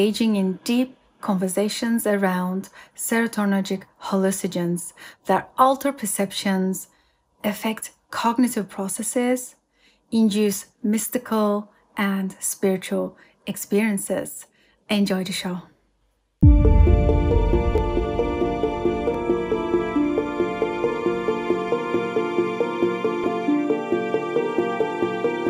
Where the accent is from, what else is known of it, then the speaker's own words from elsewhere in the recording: London, United Kingdom; London, which is my hometown also